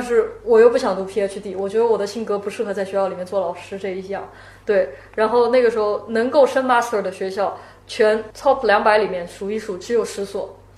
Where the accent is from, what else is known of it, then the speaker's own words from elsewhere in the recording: Shanghai, China; also born or lived in United States; 我住杨浦嘛，我本身土生土长的杨浦人